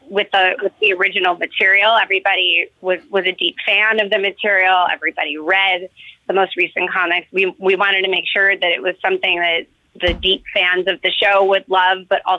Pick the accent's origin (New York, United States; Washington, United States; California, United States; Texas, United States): New York, United States; New York City; and by the way, I grew up in New York City